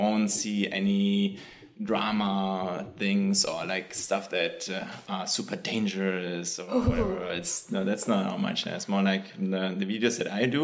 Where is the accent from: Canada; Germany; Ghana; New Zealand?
Germany; now in New York City, United States; I'm from Germany.